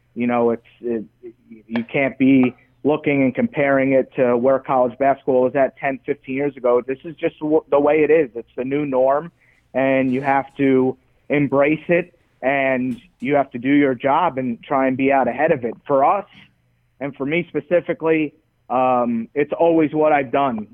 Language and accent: English; New York, United States; moved away; also born or lived in Nebraska; friends of mine in New York that I grew up